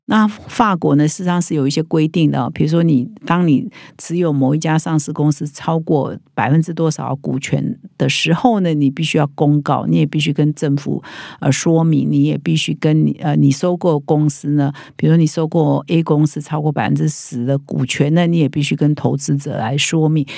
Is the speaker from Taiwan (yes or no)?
yes; Taiwan; 其实对我们台湾人